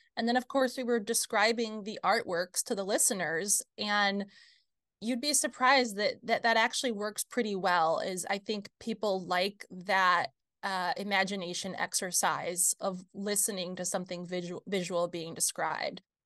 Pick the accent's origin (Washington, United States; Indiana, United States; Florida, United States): Indiana, United States; rural area an hour north of Fort Wayne, Midwest; now in Fort Wayne, United States; I grew up here in the Midwest, about an hour north of Fort Wayne, rural area